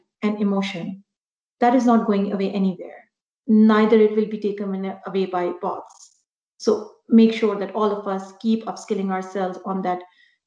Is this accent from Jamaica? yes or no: no; Pakistan; moved away as an adult; now in Canada; back home in Pakistan. So I was there for 6 years with PwC Pakistan. And then when I immigrated to Canada in 2010